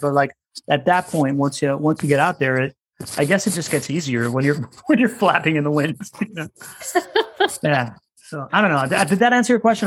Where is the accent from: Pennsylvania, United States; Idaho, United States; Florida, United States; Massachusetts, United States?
Florida, United States; Miami; moved away as an adult; also born or lived in South America / California; now in Jacksonville, United States; I was born in South America. I grew up in Miami